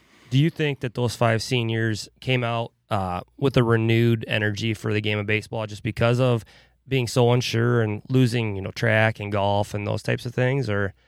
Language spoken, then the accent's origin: English; Winthrop, United States; I grew up in Winthrop